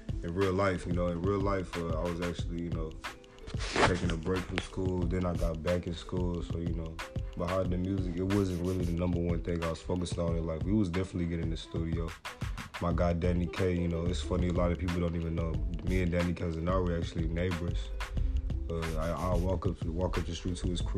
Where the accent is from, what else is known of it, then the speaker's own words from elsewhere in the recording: Nigeria; now in Austin, United States; I'm Nigerian